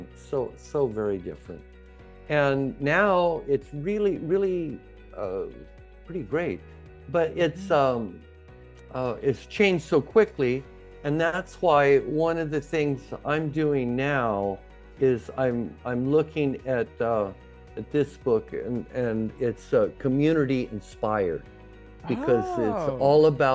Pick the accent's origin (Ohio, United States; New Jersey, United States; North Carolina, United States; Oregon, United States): Oregon, United States; Ontario; moved away; also born or lived in Mexico / Netherlands; my hometown where I grew up, Ontario, Oregon, it's right next to Idaho